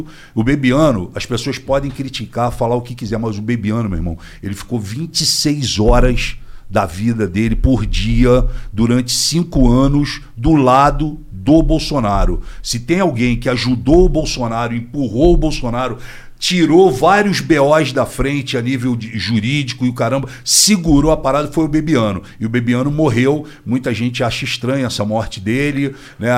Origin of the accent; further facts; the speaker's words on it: Rio de Janeiro, Brazil; Rocha, fui criado Rocha, Tijuca, Grajaú